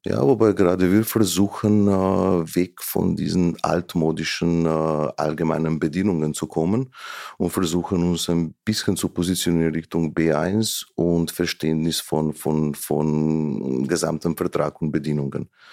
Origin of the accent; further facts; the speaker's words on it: Slovenia; German is a second language; moved away as an adult; now in Vienna, Austria; wurde in Slowenien geboren und mhm. habe auch die ersten Jahre, ne, die, die bis zur Mittelschule in Slowenien gelebt